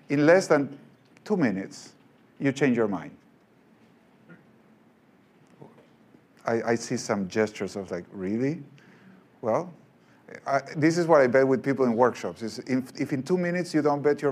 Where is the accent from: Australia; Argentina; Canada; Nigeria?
Argentina; moved away; I'm from Argentina